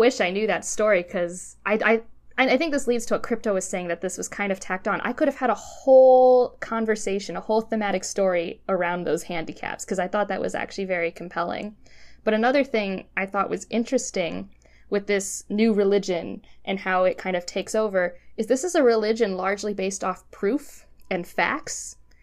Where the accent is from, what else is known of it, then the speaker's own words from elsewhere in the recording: Cleveland, Ohio, United States; I grew up in Cleveland